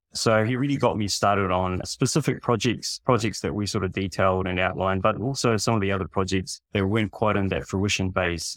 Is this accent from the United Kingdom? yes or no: no; New Zealand; also born or lived in Fiji; I was born in Fiji Islands. I've been raised in, in New Zealand